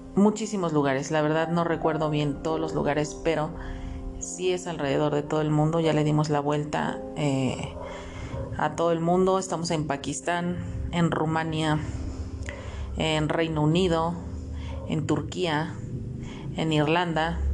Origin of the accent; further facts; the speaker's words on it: Mexico; aquí en mi país, en donde yo radico, que es en México